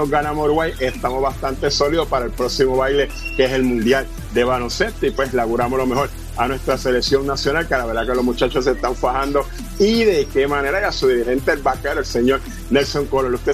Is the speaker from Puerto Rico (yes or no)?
yes; Vega Baja, Puerto Rico; en mi pueblo Vegabá, en mi cancha que me vio nacer, la cancha de Brasil.